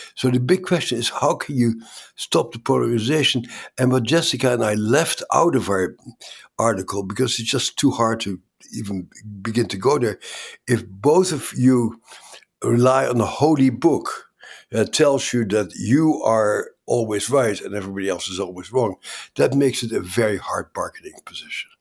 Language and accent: English; Netherlands; moved away; I grew up in the Netherlands